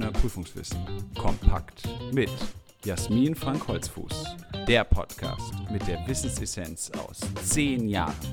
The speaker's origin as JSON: {"language": "German", "town": "Geringswalde", "region": "Saxony", "country": "Germany", "said": "ich komme aus Geringswalde, das ist in Mittelsachsen"}